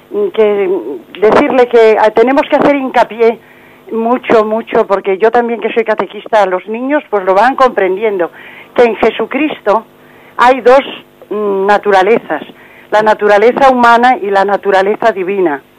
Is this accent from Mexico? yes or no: no; Galicia, Spain; soy gallega.